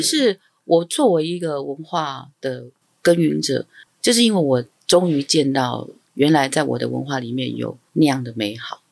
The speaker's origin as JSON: {"language": "Chinese", "country": "Taiwan", "tie": "born or raised there", "first_language": "Amis", "said": "我从小在台湾长大，但我受的教育其实基本上都是一个西方的思想或是汉式的教育"}